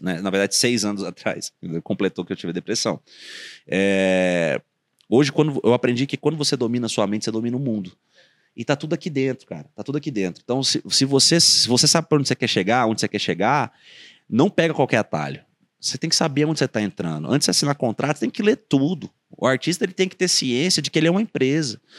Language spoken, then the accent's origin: Portuguese; Espírito Santo, Brazil; moved away as an adult; also born or lived in São Paulo; now in Goiânia, Brazil; eu sou capixaba, levanto a bandeira do meu estado